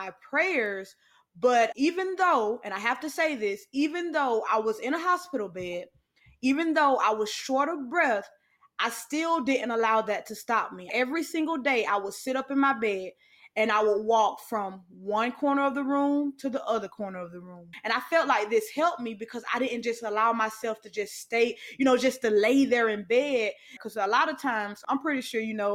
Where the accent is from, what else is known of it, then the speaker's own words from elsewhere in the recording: Albany, Georgia, United States; my hometown, Albany, Georgia